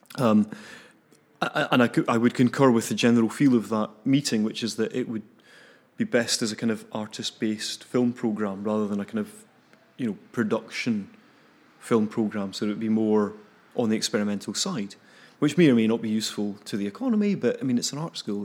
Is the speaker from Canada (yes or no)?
no; Cambuslang, Scotland, United Kingdom; Glasgow, yeah, um, south of Glasgow. In a wee place called Cam-, actually, Camberslangs not a wee place